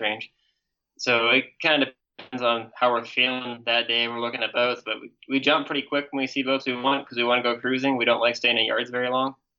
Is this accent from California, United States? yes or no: no; Alaska, United States; I'm from Alaska